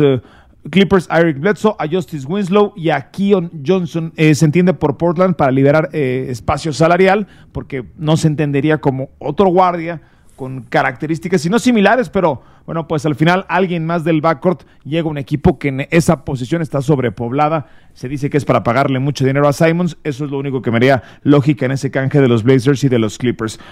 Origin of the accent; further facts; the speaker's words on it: Mexico; somos mexicanos